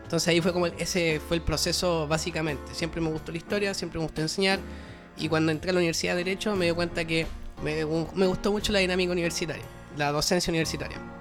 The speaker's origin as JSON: {"language": "Spanish", "region": "Antofagasta", "country": "Chile", "moved": "as an adult", "lives_now": "Valparaíso, Chile", "said": "yo soy de Antofagasta, soy de la región de Antofagasta, soy de la ciudad de Antofagasta"}